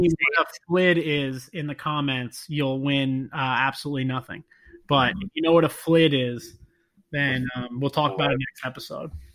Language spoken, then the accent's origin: English; South Shore, Long Island, New York, United States; I grew up on the South Shore, Long Island